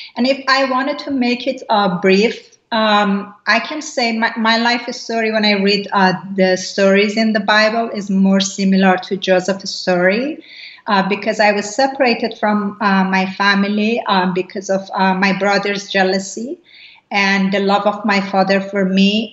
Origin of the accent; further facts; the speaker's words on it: Iran; moved away; I grew up in Iran, uh, which is an Islamic uh, country